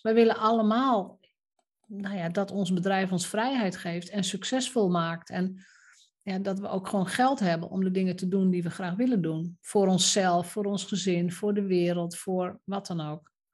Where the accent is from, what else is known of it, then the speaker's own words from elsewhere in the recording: Roden, Drenthe, Netherlands; moved away; ik ben opgegroeid in Rode, wat toen nog een iets kleiner dorp was dan nu